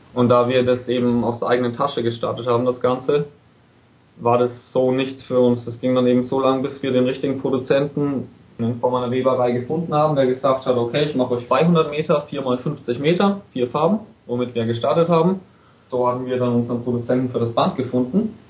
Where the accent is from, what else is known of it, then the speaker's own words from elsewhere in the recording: Bayreuth, Bavaria, Germany; ich bin aus Bayreuth